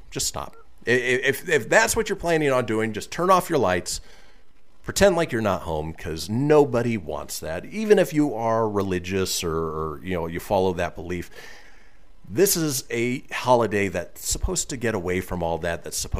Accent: California, United States; also born or lived in Minnesota; growing up in Southern California where the weather was always nice trick-or-treating.

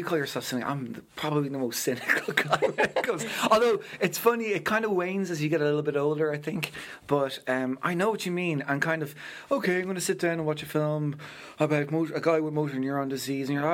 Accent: Ardee, County Louth, Ireland; I grew up at Ruth in my hometown of RD, County Loud.

